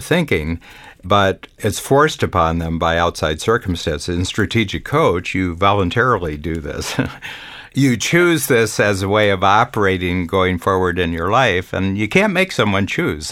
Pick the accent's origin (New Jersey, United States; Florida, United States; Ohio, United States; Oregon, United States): Ohio, United States; Northern; on a farm that I grew up in in Northern Ohio